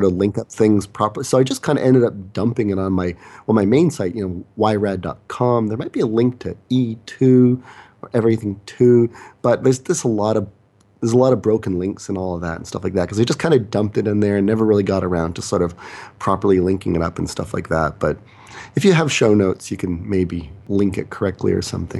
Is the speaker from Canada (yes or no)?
yes; Canada; also born or lived in South Korea; I'm the Canadian